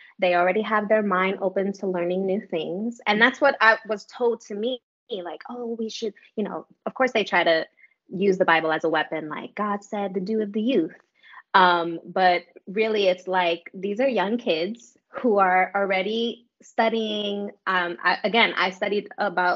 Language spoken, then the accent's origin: English; New York City, New York, United States; I'm from New York City. We have a reputation of being standoffish for a reason.